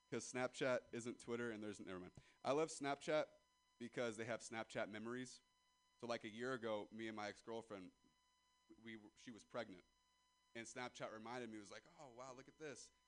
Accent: Ripon, California, United States; I'm from Ripon, California, and I'd never even heard of a Danville.

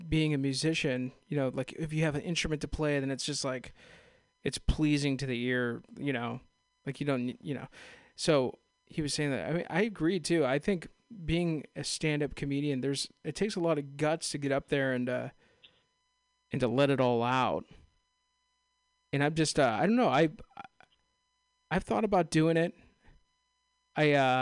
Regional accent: Castro Valley, California, United States; I'm actually from Castro Valley, San Ramon, right there

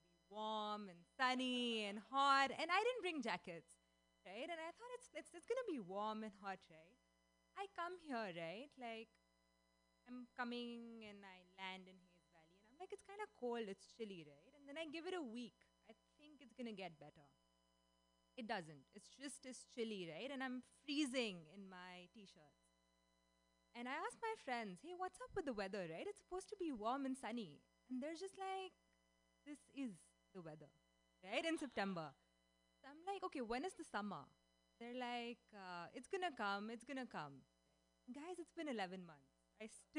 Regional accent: India; moved away as an adult; now in San Francisco, United States; I am Indian, moved to SF 10 months ago.

